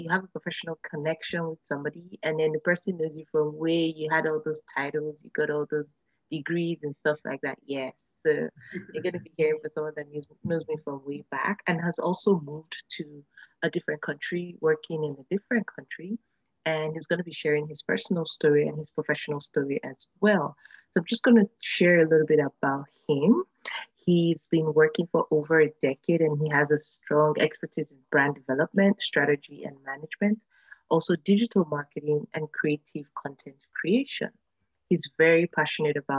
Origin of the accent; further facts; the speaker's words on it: Nigeria; I'm originally from Nigeria